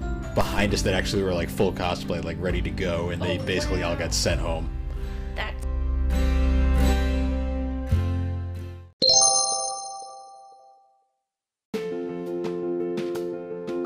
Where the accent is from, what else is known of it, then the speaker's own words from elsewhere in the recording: New England, United States; we're from the New England area